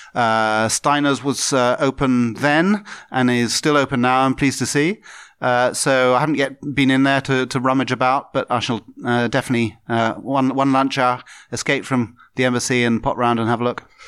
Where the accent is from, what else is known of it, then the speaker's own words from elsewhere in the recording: Tunbridge Wells, South East England, United Kingdom; moved away as an adult; also born or lived in Birmingham / London; now in Bratislava, Slovakia; I was born in Birmingham, but I have to say I've only spent, I spent very little of my time. I'm really from the southeast of England. So, London, southeast.